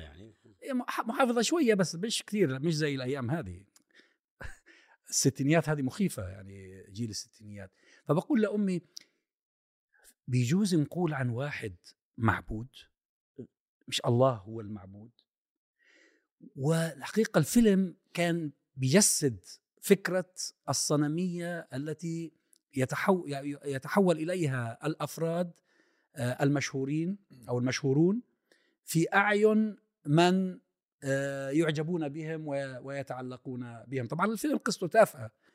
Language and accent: Arabic; Kuwait; moved away; أنا نشأت في الكويت